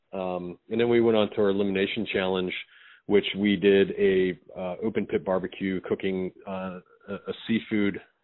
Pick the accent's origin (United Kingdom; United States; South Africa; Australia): United States; Frederick, Maryland; moved away as an adult; also born or lived in New York City; I grew up in Frederick, Maryland. I went to Thomas Johnson High School.